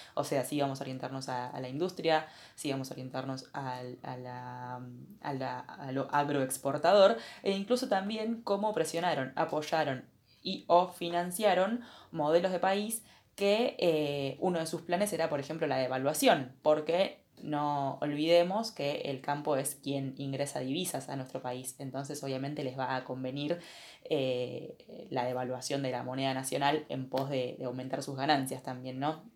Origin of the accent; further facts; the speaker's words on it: Argentina; como argentinos